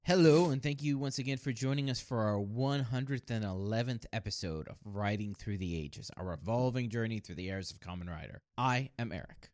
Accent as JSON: {"language": "English", "country": "United States", "said": "as an American"}